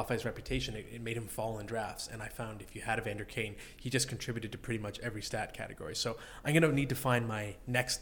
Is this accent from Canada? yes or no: yes; Ottawa, Ontario, Canada; also born or lived in London, Ontario; I grew up in Ottawa when I was a little kid